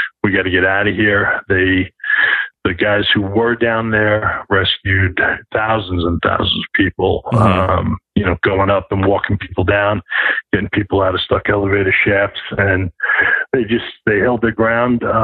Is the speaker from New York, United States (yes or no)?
yes; New York, United States; as a New Yorker